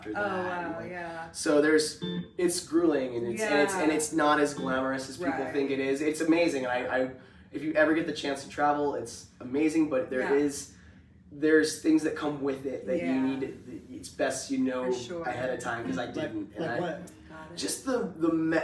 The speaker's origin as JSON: {"language": "English", "town": "Auburn", "region": "Washington", "country": "United States", "tie": "born or raised there", "moved": "yes", "said": "I grew up in the Seattle area"}